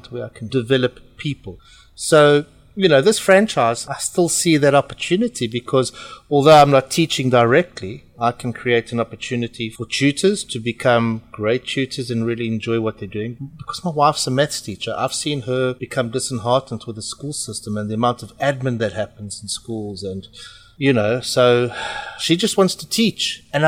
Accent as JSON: {"language": "English", "country": "South Africa", "tie": "born or raised there", "also_born_or_lived": "Portugal", "accent": "South African", "moved": "as an adult", "lives_now": "United Kingdom", "said": "I am Portuguese. My funny accent is from South Africa, and I was born in South Africa and I grew up in South Africa"}